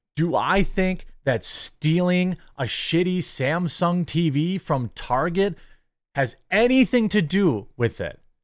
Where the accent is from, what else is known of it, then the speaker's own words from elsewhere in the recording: United States; I was born in America